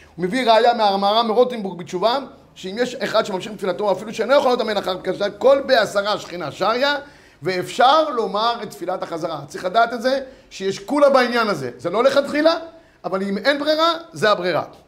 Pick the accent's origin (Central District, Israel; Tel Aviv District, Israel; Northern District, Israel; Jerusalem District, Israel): Central District, Israel; Yehud; אני כילד גדלתי איפה שגדלתי, זה בית כנסת בית מאיר ביהוד